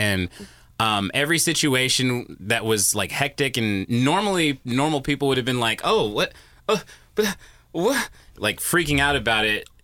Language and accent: English; Merced, California, United States; we're inland a little bit more, Merced and Atwater, that area